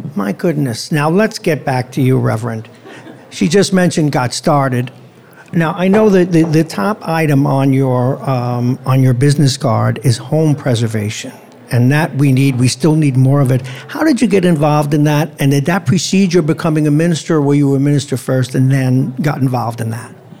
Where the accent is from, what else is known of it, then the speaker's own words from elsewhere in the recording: New York City, New York, United States; I grew up in Brooklyn